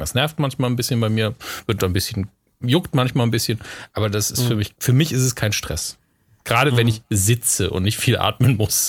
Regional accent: Merzig, Saarland, Germany; Merzig dran, wo ich aufgewachsen bin

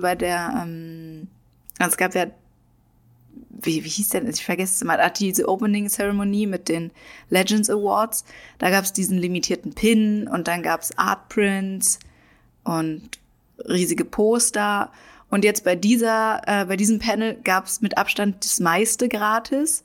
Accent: Germany; für uns in Deutschland

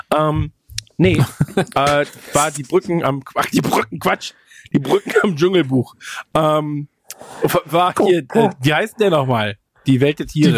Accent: Duisburg, North Rhine-Westphalia, Germany; moved away; Hier sind wir aufgewachsen in der Gegend

